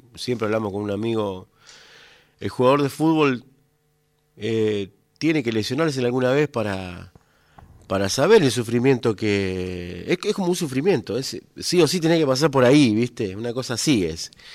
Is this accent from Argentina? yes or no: yes; Coronda, Santa Fe, Argentina; moved away; yo me, crié, nací en Coronda, me crié, tengo mis familiares allá